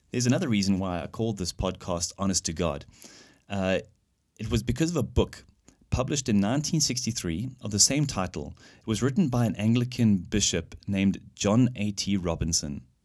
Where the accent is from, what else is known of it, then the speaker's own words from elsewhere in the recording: South Africa; moved away as an adult; now in Germany; I grew up in South Africa, where I studied and worked as an engineer